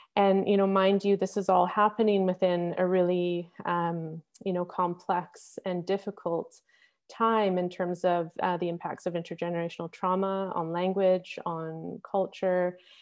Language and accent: English; Victoria, British Columbia, Canada; also born or lived in Squamish; growing up, my parents moved to, uh, Victoria on Vancouver Island, uh, just before I was born. And so I didn't grow up in Squamish in my home territory